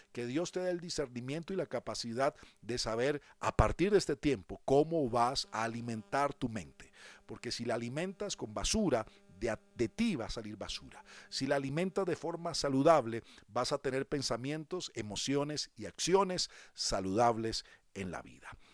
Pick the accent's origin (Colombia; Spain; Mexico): Colombia; en mi país, aquí en Colombia